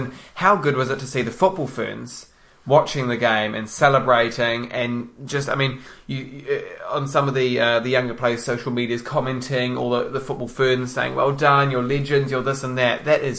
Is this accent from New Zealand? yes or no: yes; New Zealand; No, I mean, either way, we are just, as Kiwi football fans, ecstatic.